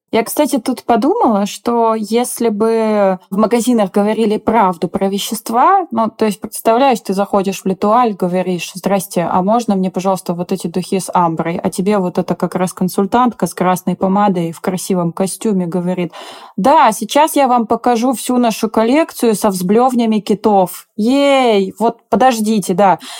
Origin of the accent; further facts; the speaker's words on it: Siberia, Russia; Я как человек из Сибири